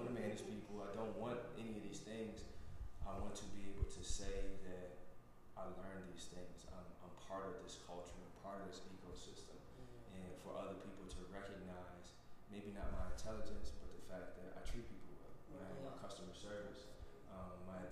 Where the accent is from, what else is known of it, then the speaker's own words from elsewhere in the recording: Philadelphia, Pennsylvania, United States; I come from Germantown, east side of Germantown. If you're familiar with gang terms, it's Topside, Somerville.